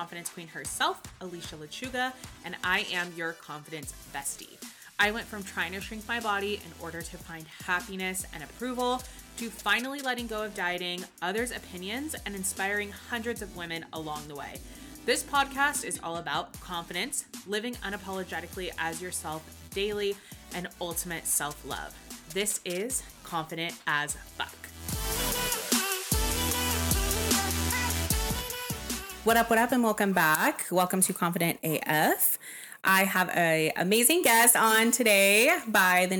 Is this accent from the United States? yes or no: yes; Texas, United States; moved away; Texas, which is where I'm from